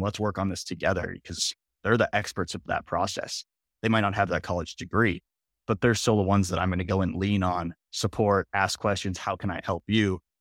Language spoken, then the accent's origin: English; Minnesota, United States; also born or lived in Iowa; I grew up in Minnesota